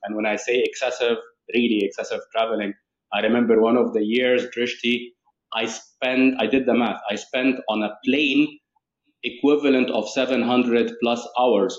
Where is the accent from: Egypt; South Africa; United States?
Egypt; Cairo, Cairo Governorate; moved away as an adult; now in United Arab Emirates; i was raised in the uae and then i mm-hmm. moved um, to cairo egypt uh, my, my home country where i lived approximately uh, 23 years